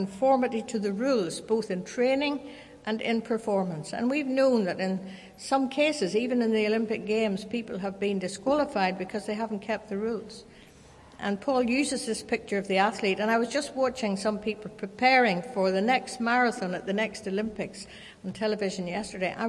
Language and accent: English; Kilkeel, Northern Ireland, United Kingdom; When I was growing up in Kilkeel in County Down, we could look out the back window of our house down to the harbour